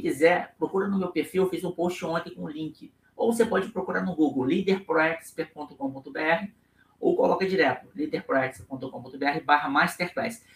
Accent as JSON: {"language": "Portuguese", "region": "Rio de Janeiro", "country": "Brazil", "accent": "carioca"}